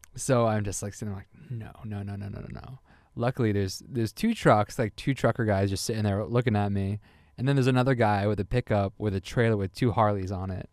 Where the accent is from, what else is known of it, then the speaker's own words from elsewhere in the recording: New Hampshire, United States; New Hampshire, which is my home state